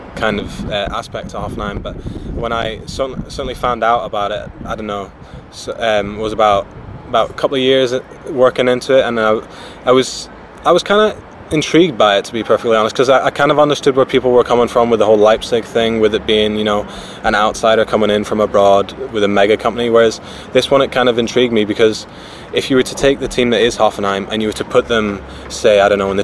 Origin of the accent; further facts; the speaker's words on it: Ireland; also born or lived in Japan; if you haven't guessed from my accent, I'm from Ireland. But even though I'm from Ireland, I actually spent a lot of my early childhood in Japan.